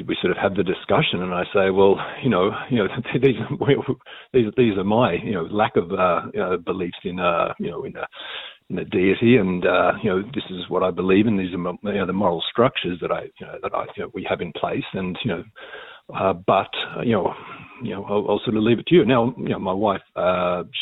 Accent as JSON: {"language": "English", "country": "Australia", "moved": "yes", "lives_now": "Ireland", "said": "I come from Australia"}